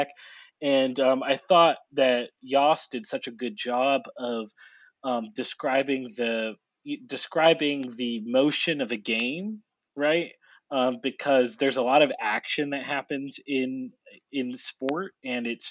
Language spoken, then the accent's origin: English; New England, United States; I'm from New England and I grew up, in a Patriots household